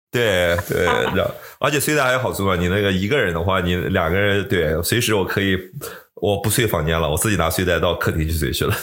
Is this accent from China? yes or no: yes; China; moved away